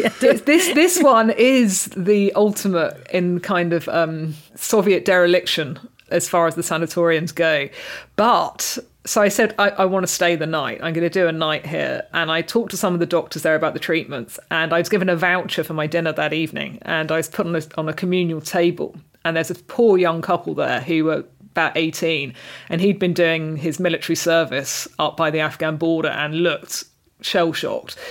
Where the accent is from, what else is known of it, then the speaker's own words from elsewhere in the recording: Reading, South East England, United Kingdom; moved away; I grew up in a really multicultural part of Reading